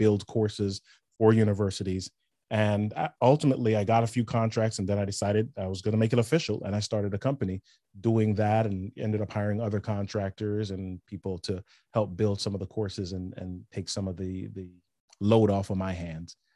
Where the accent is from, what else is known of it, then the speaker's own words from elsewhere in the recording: New York City, New York, United States; I grew up in the Bronx, New York City, Yankees fan